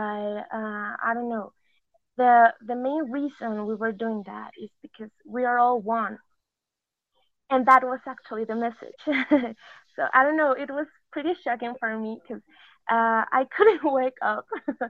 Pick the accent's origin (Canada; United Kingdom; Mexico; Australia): Mexico; English is a second language; I'm from Mexico. Excuse my English, because I'm not so good at it.